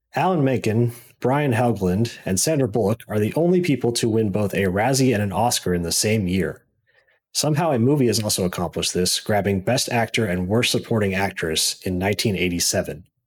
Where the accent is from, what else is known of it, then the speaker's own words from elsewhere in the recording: Missouri, United States; also born or lived in Columbia, Missouri; now in St. Louis, United States; I was born and raised in Missouri, went to school in Mizzou, and moved to Saint Louis, been here doing I T stuff ever